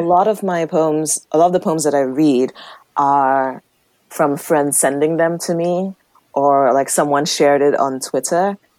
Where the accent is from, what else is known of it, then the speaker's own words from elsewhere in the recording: Nigeria; being queer Nigerian writers